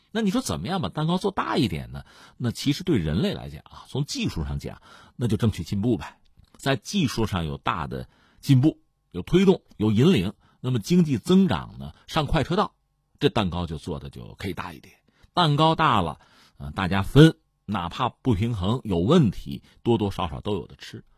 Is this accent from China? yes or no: yes; China; 我们中国人